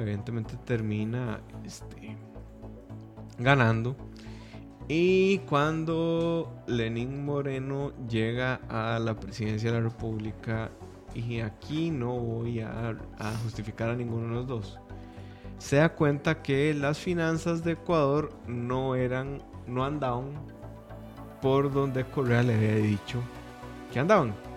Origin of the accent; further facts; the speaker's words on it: Costa Rica; como tico